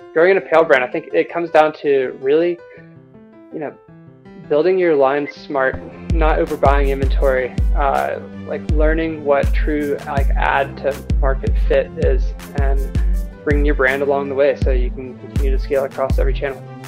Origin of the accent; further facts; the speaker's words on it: Rome, Georgia, United States; moved away as an adult; also born or lived in Vail, Colorado; now in Telluride, United States; I grew up in Rome, Georgia